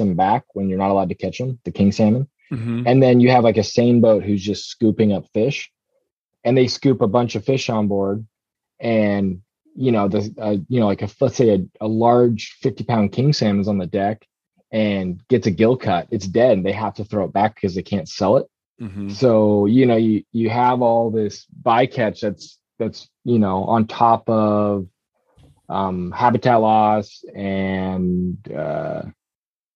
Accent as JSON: {"language": "English", "town": "Petersburg", "region": "Alaska", "country": "United States", "tie": "born or raised there", "also_born_or_lived": "Norway", "said": "I grew up hunting in Petersburg in Southeast Alaska"}